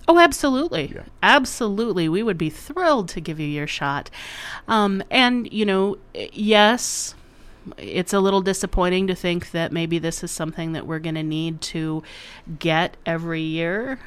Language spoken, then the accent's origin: English; Waterloo, Iowa, United States; moved away as an adult; also born or lived in Sioux Falls, South Dakota; I grew up in near Waterloo and went to college and med school in Iowa City